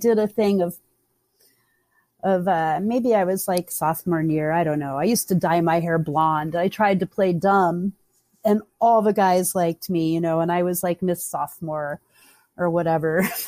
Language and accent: English; the South, United States; You know, and they don't really teach you that growing up, especially where I grew up in the South, you know.